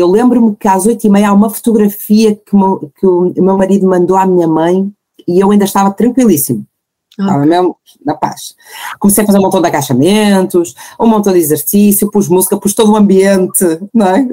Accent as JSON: {"language": "Portuguese", "town": "Porto", "region": "Norte", "country": "Portugal", "said": "tenho 34 anos, sou do Porto"}